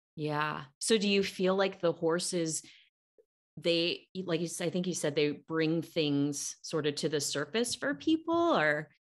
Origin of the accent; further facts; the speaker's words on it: Cupertino, California, United States; I'm a Northern California born and raised girl